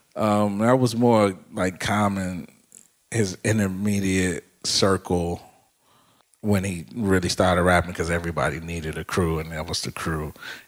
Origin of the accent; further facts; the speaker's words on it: Chicago, Illinois, United States; growing up on the South Side